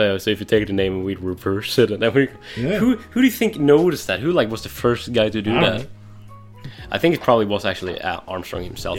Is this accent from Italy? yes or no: no; Norway; English is a second language; my hometown. Oh, really? Oh, damn. In Norway, and we're this tiny, tiny fishing village